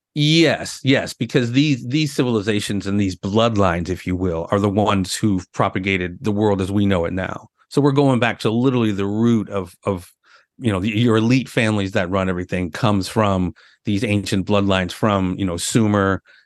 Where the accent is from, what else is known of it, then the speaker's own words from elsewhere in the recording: St. Louis, Missouri, United States; I'm being from Saint Louis